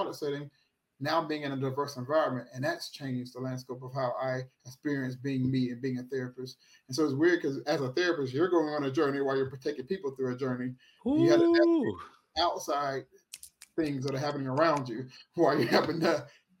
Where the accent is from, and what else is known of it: Thomson, Georgia, United States; born or raised there; also born or lived in Atlanta, Georgia / Orlando, Florida